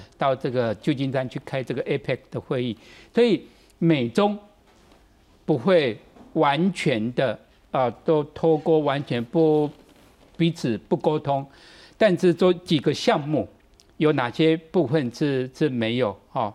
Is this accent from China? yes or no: no; Taiwan; 对台湾来讲，我们如何在这个两大之间